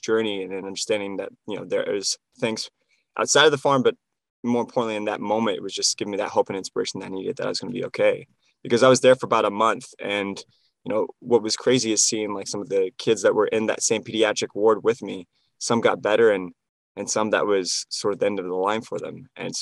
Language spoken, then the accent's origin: English; Iowa, United States; growing up in Iowa, I grew up on an exotic farm